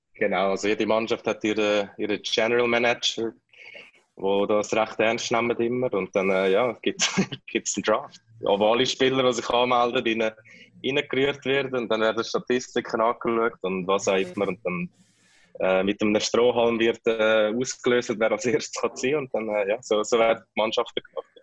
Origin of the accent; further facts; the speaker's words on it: Kloten, Zurich, Switzerland; moved away as an adult; also born or lived in Winterthur / Philippines; now in Manila, Philippines; als Klotner und als Kloten-Fan